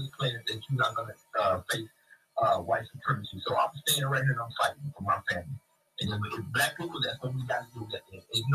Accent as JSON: {"language": "English", "town": "Oklahoma City", "region": "Oklahoma", "country": "United States", "tie": "born or raised there", "moved": "yes", "lives_now": "Dallas, United States", "said": "I grew up in Oklahoma City"}